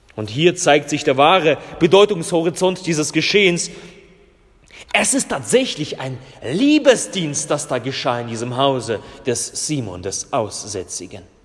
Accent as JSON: {"language": "German", "country": "Russia", "moved": "yes", "said": "ich komme ja aus Russland und meine, meine Vorfahren sind ja Lutheraner in Russland gewesen"}